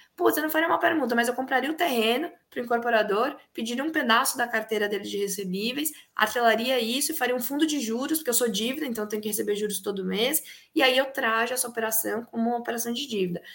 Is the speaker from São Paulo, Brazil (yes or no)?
yes; Piracicaba, São Paulo, Brazil; na minha cidade natal, que é Piracicaba